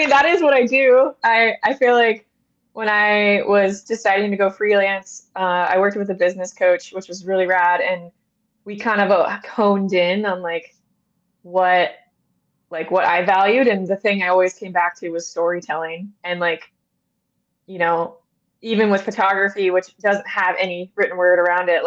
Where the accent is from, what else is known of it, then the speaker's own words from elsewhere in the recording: Loomis, California, United States; I grew up in Northern California, just outside of Sacramento in a town called Loomis, which is on I-80, in the foothills of the Sierra